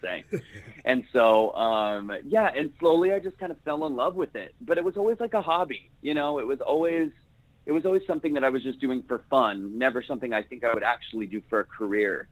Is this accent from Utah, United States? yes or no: yes; Salt Lake City, Utah, United States; I am from Salt Lake City, Utah